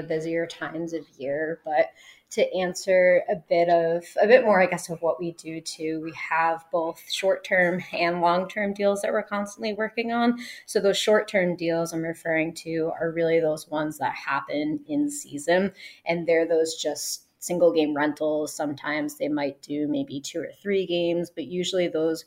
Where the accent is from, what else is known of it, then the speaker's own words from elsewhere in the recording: New York, United States; moved away; I'm from New York